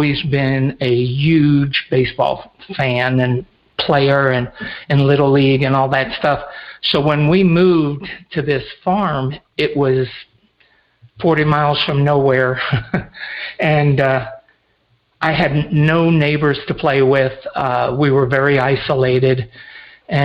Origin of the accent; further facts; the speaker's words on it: upstate New York, United States; also born or lived in Teaneck, New Jersey; I grew up and was born in Teaneck, New Jersey, and at 9 we moved to a farm in upstate New York